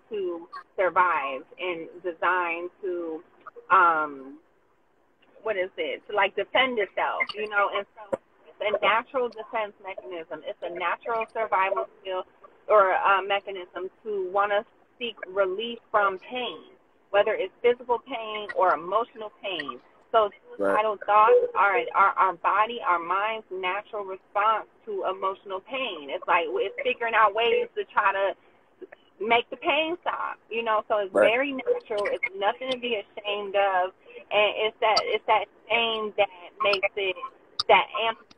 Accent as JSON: {"language": "English", "town": "Morristown", "country": "United States", "tie": "born or raised there", "said": "we're from Morristown, and we know people we grew up"}